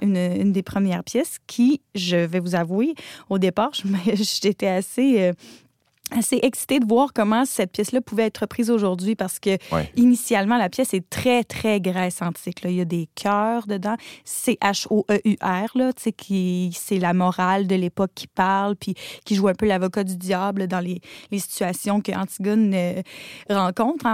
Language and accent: French; Quebec, Canada; en tant que québécoise